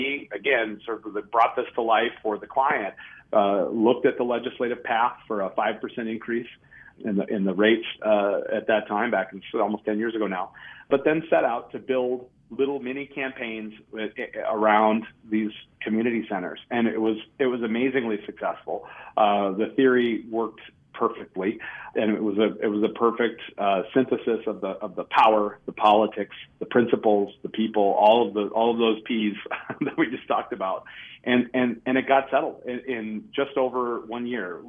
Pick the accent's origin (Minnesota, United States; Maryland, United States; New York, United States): Minnesota, United States; I'm still a Minnesotan